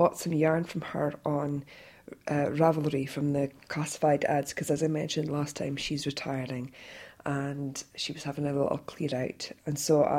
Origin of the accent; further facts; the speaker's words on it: Scotland, United Kingdom; I'm Scottish